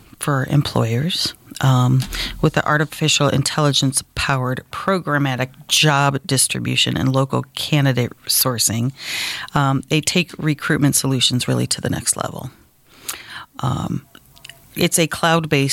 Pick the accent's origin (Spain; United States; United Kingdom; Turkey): United States; Ohio; moved away as an adult; now in Sandhills, North Carolina, United States; I am originally from Ohio and moved to the Sand